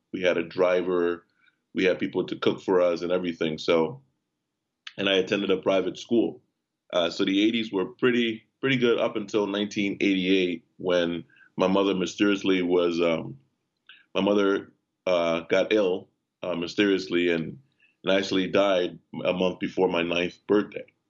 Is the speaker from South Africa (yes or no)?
no; Liberia; moved away; I was born in Liberia, West Africa, in 1979.